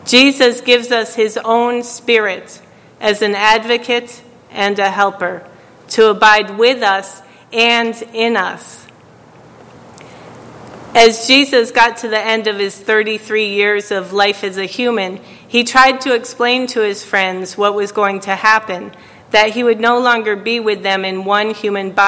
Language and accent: English; New York, United States; I was from New York